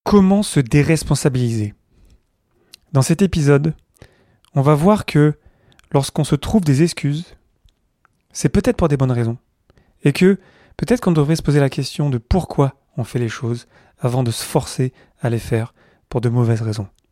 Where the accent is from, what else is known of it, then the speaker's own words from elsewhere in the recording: Carpentras, Provence-Alpes-Côte d'Azur, France; je suis de là-bas, à côté du, Mont Ventoux, dans le sud-est de la France. Euh, je suis né à Carpentras, à côté d'Avignon